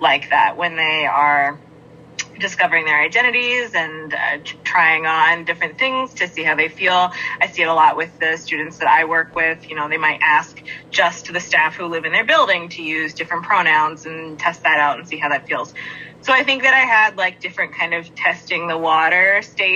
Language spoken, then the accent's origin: English; Northern Virginia, United States; moved away as an adult; also born or lived in Fairbanks, Alaska; now in Traverse City, United States; I grew up outside of Washington, D.C. in the Northern Virginia area. I lived there almost my whole life until I was 22